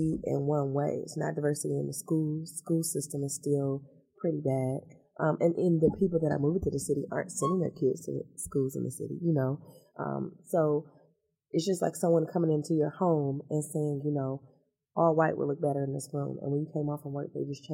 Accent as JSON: {"language": "English", "town": "Detroit", "region": "Michigan", "country": "United States", "tie": "born or raised there", "also_born_or_lived": "Southfield", "moved": "yes", "lives_now": "Detroit, United States", "said": "I'm a Detroiter. I'm from Detroit"}